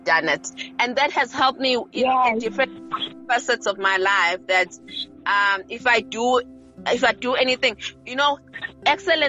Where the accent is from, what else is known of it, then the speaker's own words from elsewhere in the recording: Umzinto, KwaZulu-Natal, South Africa; now in Pietermaritzburg, South Africa; I'm from Umzinto.